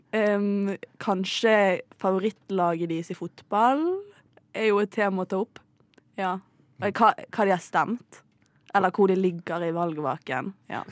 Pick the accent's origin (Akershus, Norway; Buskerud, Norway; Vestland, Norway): Vestland, Norway; Bergen; now in Oslo, Norway; Jeg er en bergenser